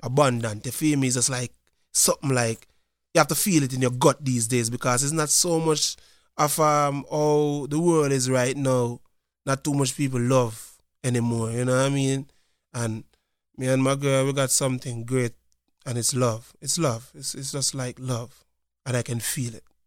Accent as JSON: {"language": "English", "town": "Montego Bay", "region": "Saint James", "country": "Jamaica", "moved": "as an adult", "lives_now": "Lancaster, United States", "said": "I'm from a place called Montego Bay, Jamaica"}